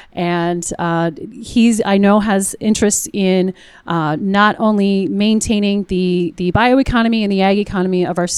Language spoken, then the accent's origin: English; Iowa, United States; a farm kid growing up in Iowa